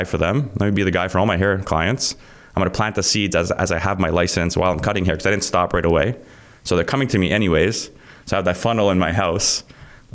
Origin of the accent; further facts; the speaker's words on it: Vaughan, Ontario, Canada; I grew up in Vaughan. So I'm in an area where all my friends had these homes, and we lived in a basement apartment.